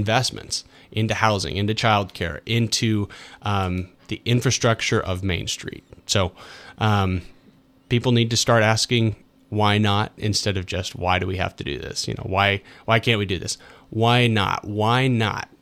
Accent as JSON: {"language": "English", "country": "United States", "tie": "born or raised there", "said": "this is my hometown"}